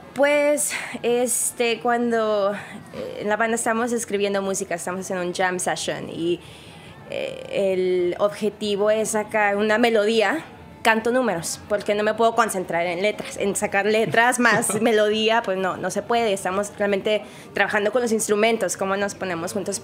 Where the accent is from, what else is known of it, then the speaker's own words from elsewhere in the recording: Mexico; yo soy completamente mexicana